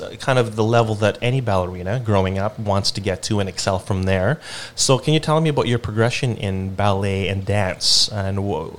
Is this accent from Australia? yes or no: no; Philippines; I mean, I grew up in the Philippines, but I kind of lived always in the city for the most part.